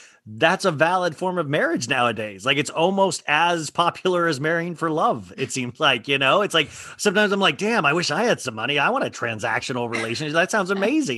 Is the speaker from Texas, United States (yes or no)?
no; Kansas, United States; I grew up in Kansas, middle class.